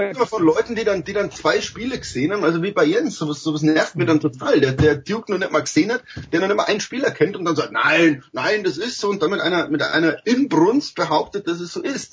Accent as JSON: {"language": "German", "country": "Germany", "also_born_or_lived": "United States", "said": "als Deutscher"}